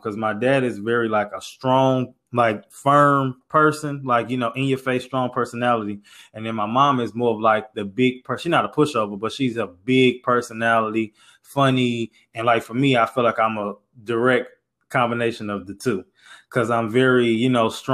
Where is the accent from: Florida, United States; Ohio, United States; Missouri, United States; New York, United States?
Missouri, United States; St. Louis; moved away as an adult; now in Houston, United States; I'm from St. Louis, live in Houston, moved to Houston for school